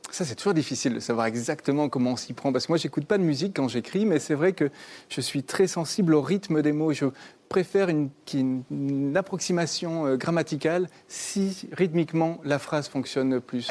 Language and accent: French; Bordeaux, Nouvelle-Aquitaine, France; j'ai grandi dans le sud-ouest, moi, je viens de Bordeaux